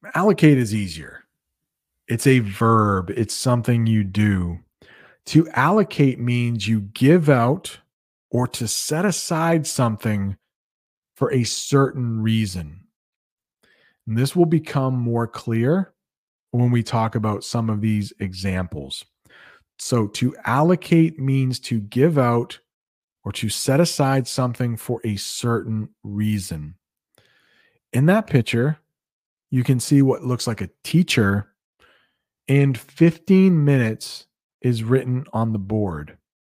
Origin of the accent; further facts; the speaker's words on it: United States; accent: American English; first language English; I'm an American. I've been speaking English all of my life